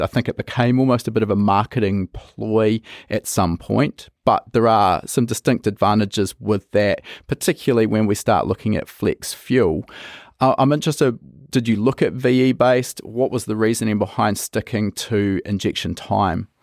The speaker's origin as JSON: {"language": "English", "country": "New Zealand", "said": "I come from New Zealand"}